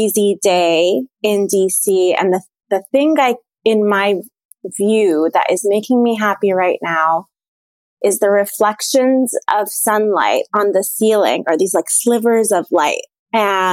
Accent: Abu Dhabi, United Arab Emirates; now in Washington, D.C., United States; I'm an Egyptian who was born and raised in Abu Dhabi in the United Arab Emirates, and I have lived now in DC for 10 years

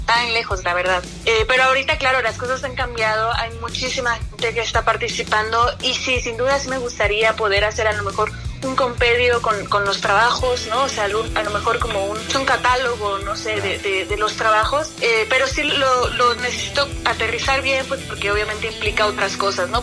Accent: Oaxaca, Mexico; para mí como oaxaqueña

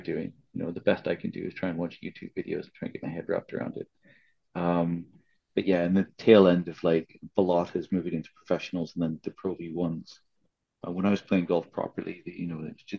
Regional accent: Saskatchewan, Canada; moved away; growing up in Canada. In Saskatchewan, we had snakes, quite a few of them.

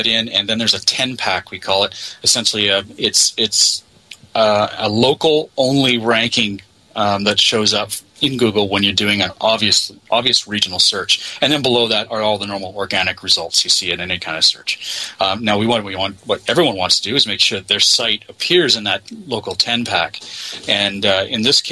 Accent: Canada; I'm from Canada

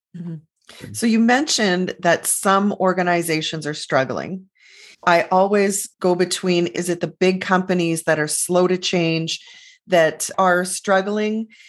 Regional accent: Canada; because we're Canadian, part of that North American scene

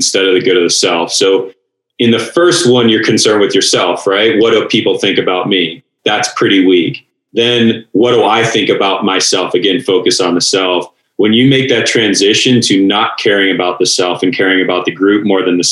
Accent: Pittsburgh, Pennsylvania, United States; moved away as an adult; I was a skinny little dork growing up in Pittsburgh.

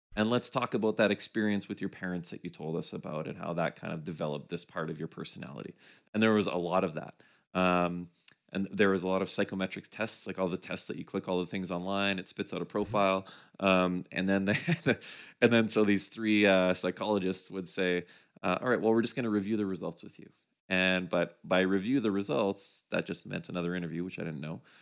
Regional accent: Winnipeg, Manitoba, Canada; moved away as an adult; a partner and I moved from Winnipeg, which is where uh, I grew up

